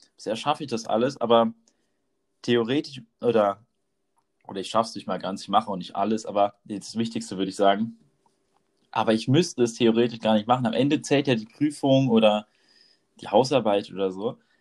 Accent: near Mainz / Rheinhessen, Rhineland-Palatinate, Germany; wir beide kommen auf jeden Fall aus der Nähe von Mainz oder aus Mainz direkt. Und äh, bei uns in Rheinhessen

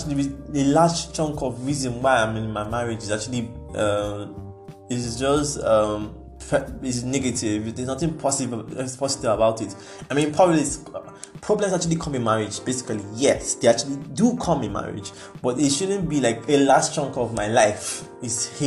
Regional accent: Nigeria; we are Nigerian

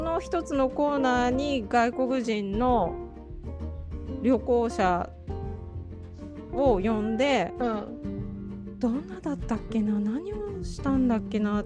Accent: Japan; 日本ってまあ私が生まれ育った国

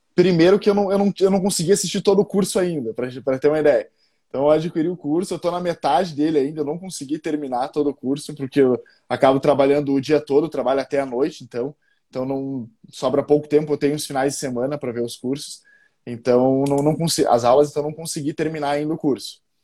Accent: Passo Fundo, Rio Grande do Sul, Brazil; sou gaúcho de Passo Fundo, né, aqui do no frio do no, no sul do está no sul do, do, país

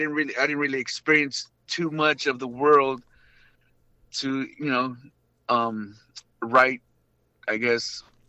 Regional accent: Linwood, United States; Linwood was pretty crazy, man.

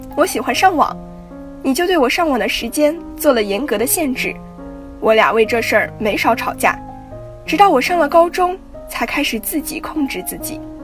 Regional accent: Yinchuan, Ningxia, China; moved away as an adult; now in Nanjing, China; 来自宁夏银川。我在南京大学，距离我的家乡一千六百公里

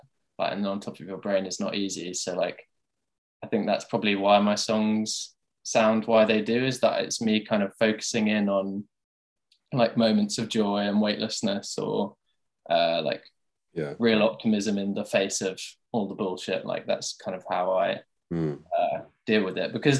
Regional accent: Tunbridge Wells, South East England, United Kingdom; my hometown is Tunbridge Wells

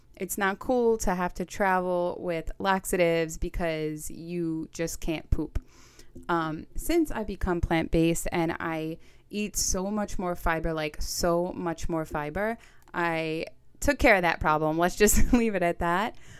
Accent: New York City, New York, United States; accent: Staten Island; I'm from Staten Island, New York. Get used to the accent

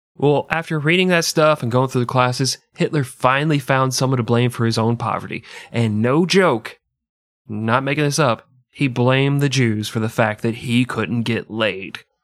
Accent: United States; I'm American and arrogant

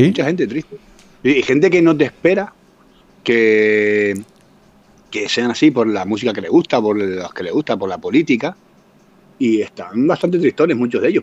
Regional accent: Tenerife, Canary Islands, Spain; moved away as an adult; now in Finland; yo vengo de Tenerife

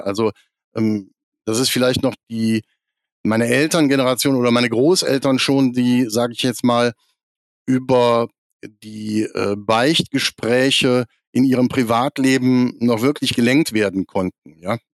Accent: near Krefeld, North Rhine-Westphalia, Germany; Ich bin 1972 geboren in Krefeld am Niederrhein und äh, bin da eigentlich in römisch-katholisch-volkskirchlichen Strukturen aufgewachsen in einer Kleinstadt am Niederrhein, zehn Kilometer von Krefeld weg

